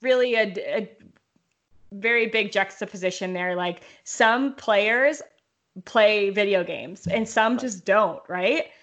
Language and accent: English; Lakewood, Colorado, United States; also born or lived in Arvada, Colorado; we moved from Arvada to Lakewood, which is just like one suburb to the other, uh, my parents, we were four and five